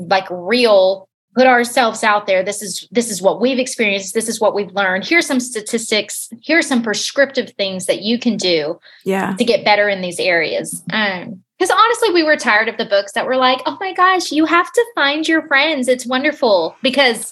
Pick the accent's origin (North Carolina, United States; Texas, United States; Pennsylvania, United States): Texas, United States; Houston; now in West Texas, United States; I grew up in Houston, Texas, outside of Houston